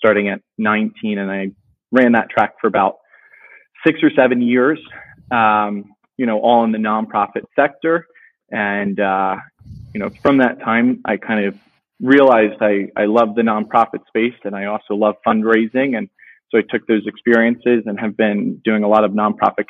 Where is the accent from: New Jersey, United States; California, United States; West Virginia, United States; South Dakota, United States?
New Jersey, United States; moved away as an adult; also born or lived in San Francisco; now in Philadelphia, United States; I'm from the South Jersey area. Went to high school with Tom, obviously, at St. Jude's Prep